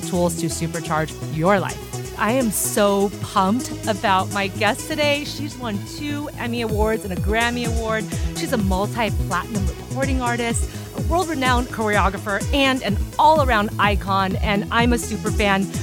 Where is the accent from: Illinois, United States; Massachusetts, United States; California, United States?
California, United States; Los Angeles; during junior high and high school, I grew up in Los Angeles.